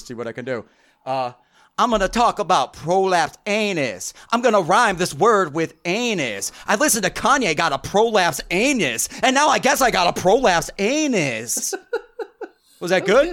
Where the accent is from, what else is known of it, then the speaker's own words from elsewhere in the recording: Midwest, United States; growing up in the Midwest